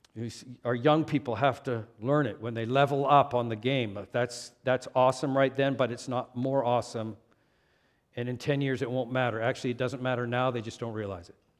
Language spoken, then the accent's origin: English; Canada; moved away; also born or lived in California / Moose Jaw, Saskatchewan; even though I was born in Canada, I was born and raised in a city